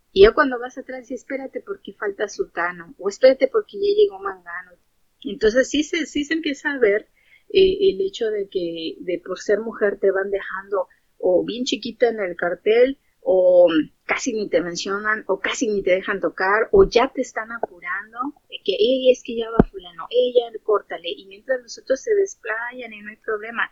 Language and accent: Spanish; Mexico City, Mexico; now in Los Angeles, United States; Soy de Xochimilco, Distrito Federal, y vivo en Los Ángeles, California